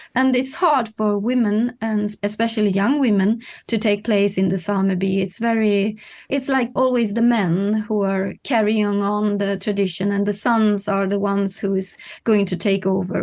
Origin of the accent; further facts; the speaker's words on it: Kiruna, Norrbotten County, Sweden; now in Stockholm, Sweden; living in Stockholm now, but I come from Kiruna, high up in the north